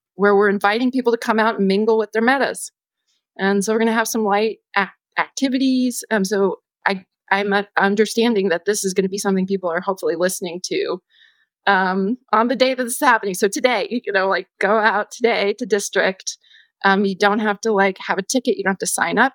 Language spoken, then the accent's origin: English; United States; as a person growing up in the United States